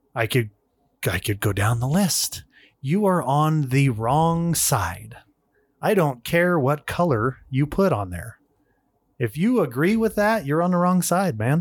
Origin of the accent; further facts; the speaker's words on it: United States; as an American